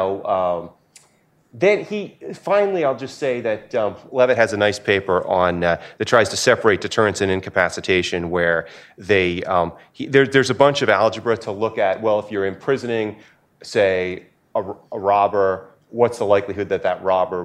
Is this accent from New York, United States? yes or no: no; New Hampshire, United States; my home state